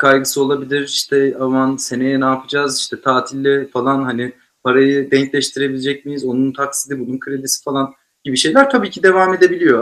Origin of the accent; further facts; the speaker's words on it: Bursa, Turkey; Ben bir de Bursa'da büyüdüm mesela, liseyi falan.